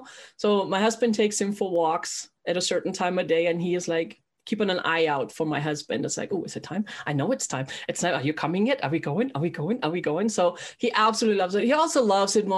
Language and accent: English; Germany; I was born and raised in Germany